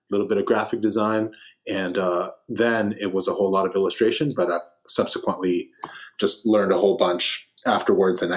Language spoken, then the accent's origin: English; Los Angeles, California, United States; I'm from Los Angeles, California